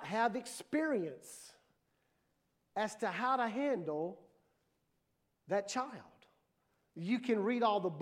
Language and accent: English; Mississippi, United States; I was born and raised in Mississippi.